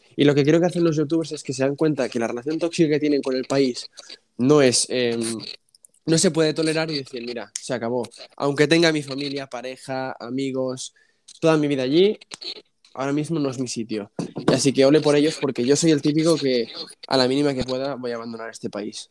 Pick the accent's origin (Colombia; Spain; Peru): Spain; yo nací aquí en España